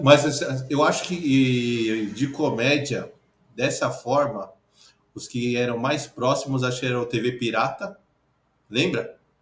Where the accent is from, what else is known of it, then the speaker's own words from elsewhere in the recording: São Paulo, Brazil; Eu sou da aqui da Moca, velho. Sou moquense.